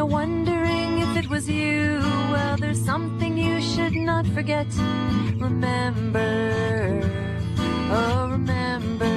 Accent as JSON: {"language": "English", "country": "United States", "said": "I'm from America"}